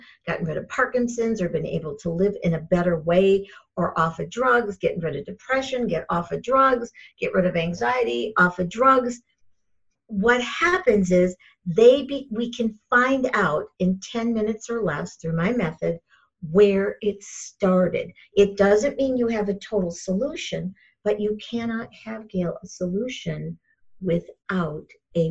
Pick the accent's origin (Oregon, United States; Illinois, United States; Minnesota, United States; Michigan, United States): Michigan, United States; I grew up in Michigan.